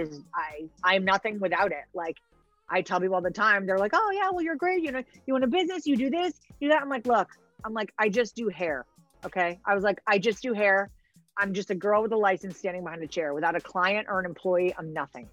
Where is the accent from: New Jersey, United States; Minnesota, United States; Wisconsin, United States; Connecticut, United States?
Connecticut, United States; hometown near Southbury; to be in my hometown that I grew up